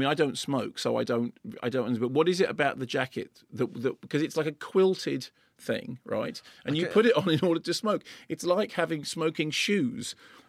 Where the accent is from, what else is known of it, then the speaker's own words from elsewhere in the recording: United Kingdom; I was doing that classic thing of going, you know, I'm so British.